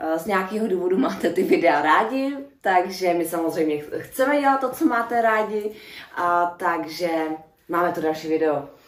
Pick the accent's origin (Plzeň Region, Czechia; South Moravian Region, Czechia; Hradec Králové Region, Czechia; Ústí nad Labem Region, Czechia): Ústí nad Labem Region, Czechia; Louny; u nás v Lounech je mm, bývalá nemocnice, kterou uh, my jsme jako pubertáci do ní lezli